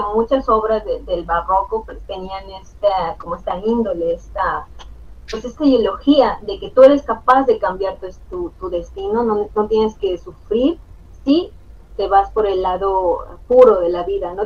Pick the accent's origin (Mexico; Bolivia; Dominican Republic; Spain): Mexico; nosotros como mexicanos